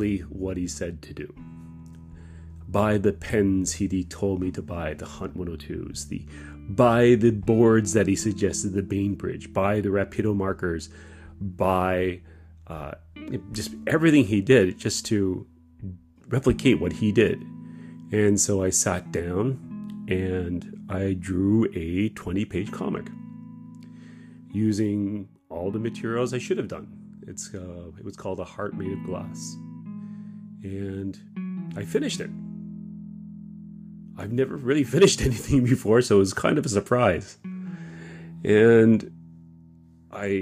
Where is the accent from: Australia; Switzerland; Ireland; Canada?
Canada; Kitchener, Ontario; moved away as an adult; now in Japan; I was raised in Kitchener, Waterloo, in Ontario.